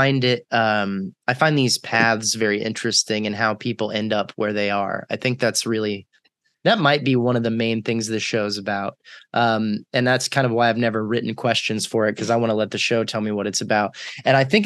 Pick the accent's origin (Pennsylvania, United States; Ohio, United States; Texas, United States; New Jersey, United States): Texas, United States; moved away as an adult; also born or lived in North Carolina; I'm from Texas